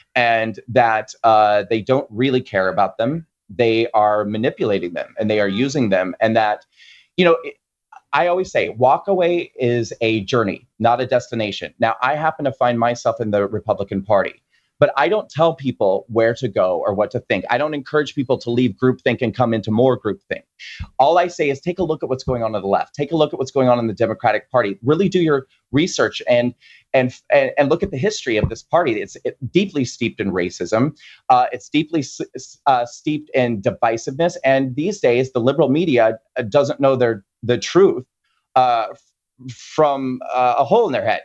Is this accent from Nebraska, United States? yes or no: yes; Nebraska, United States; moved away; I grew up in Nebraska